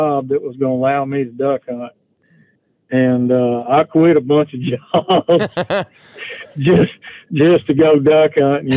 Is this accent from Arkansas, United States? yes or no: yes; Pine Bluff, Arkansas, United States; I was born in Pine Bluff, Arkansas in 1959, and I lived there until I was probably 31